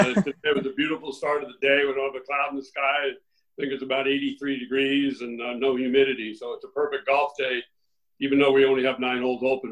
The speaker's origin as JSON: {"language": "English", "town": "South Salem", "region": "New York", "country": "United States", "tie": "born or raised there", "also_born_or_lived": "Kennebunkport, Maine", "moved": "yes", "said": "we grew up in South Salem and great area for golf here"}